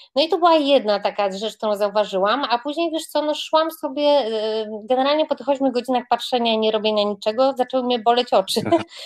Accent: Grodzisk Mazowiecki, Masovian Voivodeship, Poland; jestem taką dziewczynką spod Warszawy, z Grodziska Mazowieckiego

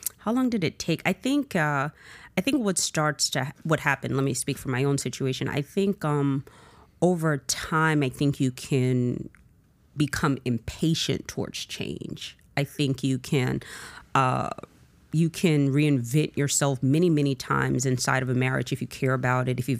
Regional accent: Miami, Florida, United States; I am from Miami. I'm a Southerner

